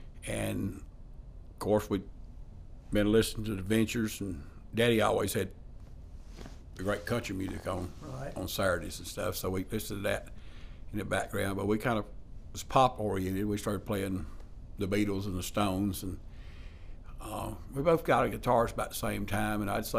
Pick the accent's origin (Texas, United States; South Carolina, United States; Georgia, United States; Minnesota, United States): South Carolina, United States; Liberty; I'm from Liberty, South Carolina, a longtime musician.